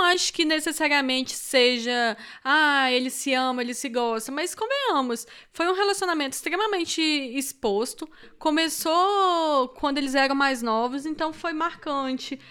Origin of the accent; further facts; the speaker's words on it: Moraes, eastern Minas Gerais, Brazil; moved away; also born or lived in Itajubá, Minas Gerais / Vitória, Espírito Santo; eu nasci em Itajubá, gente, que é sul de Minas, graças a Deus. E cresci em Moraes, que é leste de Minas